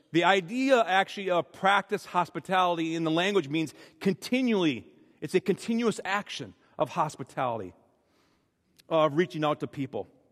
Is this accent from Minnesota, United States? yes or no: yes; Minnesota, United States; I'm speaking as a Minnesotan for most of my life